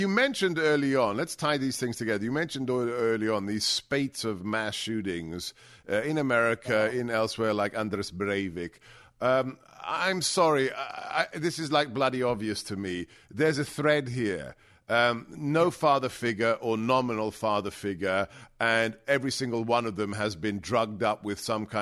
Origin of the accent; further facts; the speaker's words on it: England, United Kingdom; I grew up in England. I was caned.